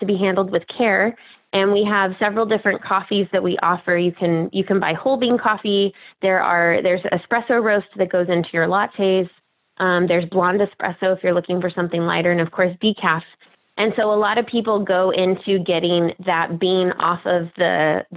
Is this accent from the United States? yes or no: yes; San Jose, California, United States; moved away as an adult; also born or lived in Orange County, California; now in Puyallup, United States; I am originally from the Bay Area in San Jose, California. And grew up there